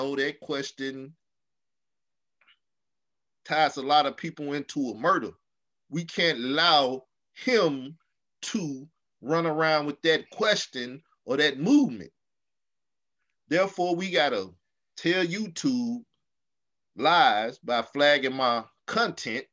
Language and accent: English; the South, United States; also born or lived in Arkansas; I come from the South. We talk about your whole dead family